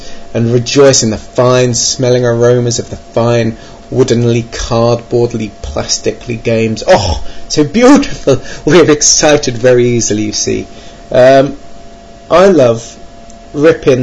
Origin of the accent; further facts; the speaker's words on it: Birmingham, West Midlands, United Kingdom; 2 were in my hometown